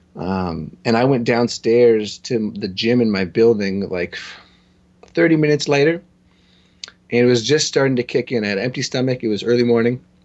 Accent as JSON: {"language": "English", "town": "Toronto", "region": "Ontario", "country": "Canada", "said": "I'm from Toronto"}